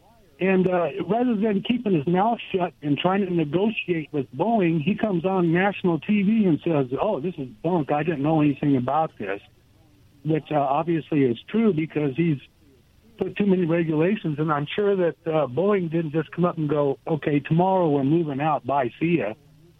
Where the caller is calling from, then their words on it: Goldendale, Washington, United States; Hey, guys. This is … from Goldendale.